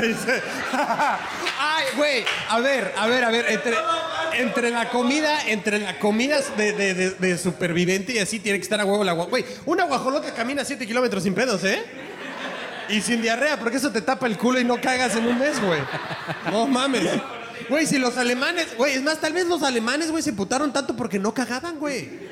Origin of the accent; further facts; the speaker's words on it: Puebla, Mexico; moved away; Soy de Puebla